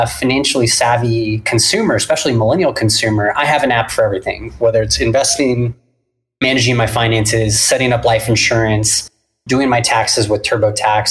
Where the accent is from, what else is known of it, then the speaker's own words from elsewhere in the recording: Orange County, Southern California, United States; also born or lived in San Diego; I am born and raised in Southern California. I grew up in Orange County